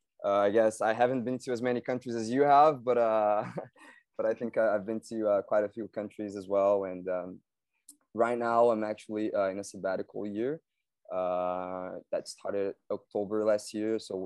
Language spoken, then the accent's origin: English; Belo Horizonte, Minas Gerais, Brazil; also born or lived in United States / Germany; I'm Brazilian from Belo Horizonte. Maybe I'll just like to add that I've also lived abroad twice. So I've lived in the US and also in Germany.